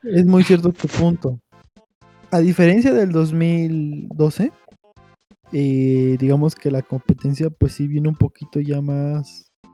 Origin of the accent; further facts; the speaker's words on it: Mexico; como mexicanos, nosotros